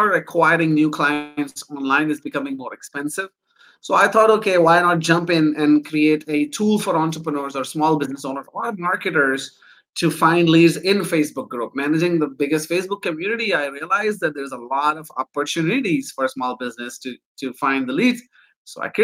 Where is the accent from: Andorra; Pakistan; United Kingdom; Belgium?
Pakistan; now in Canada; I'm originally from Pakistan, but I'm an immigrant to Canada.